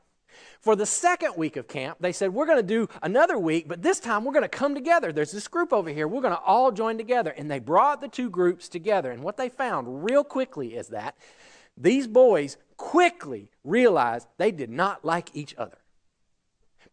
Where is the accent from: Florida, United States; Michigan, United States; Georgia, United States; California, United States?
Georgia, United States; I grew up in Georgia. It's all I've ever known